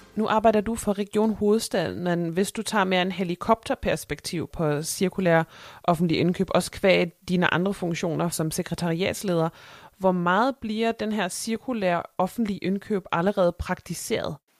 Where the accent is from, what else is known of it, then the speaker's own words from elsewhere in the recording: Germany; Danish is a second language; moved away; mig som tysker